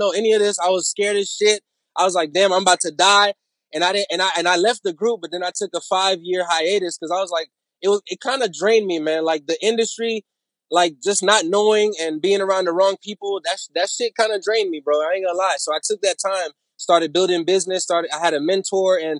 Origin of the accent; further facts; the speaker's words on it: Orlando, Florida, United States; now in Nashville, United States; my hometown is actually Orlando, Florida, man. You know, but of course, my background, I'm Haitian-American.